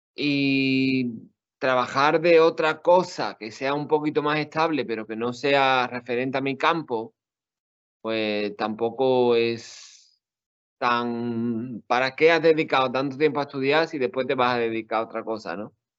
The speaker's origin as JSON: {"language": "Spanish", "town": "Seville", "region": "Andalusia", "country": "Spain", "also_born_or_lived": "Puebla, Mexico", "said": "soy de Sevilla"}